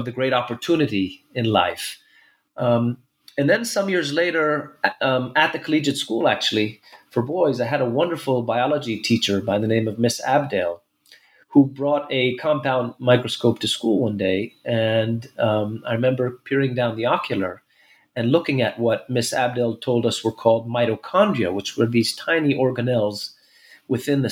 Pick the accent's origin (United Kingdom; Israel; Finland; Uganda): Israel; Jerusalem, Jerusalem District; also born or lived in New York City, United States; I was born in Jerusalem about 46 years ago.